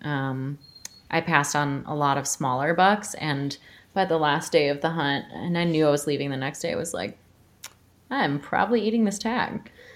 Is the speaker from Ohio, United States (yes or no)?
no; suburbs of Chicago, Illinois, United States; moved away as an adult; also born or lived in New York / San Francisco; now in Montana, United States; I'm from Illinois, like I mentioned. I grew up, uh, sort of the suburbs of Chicago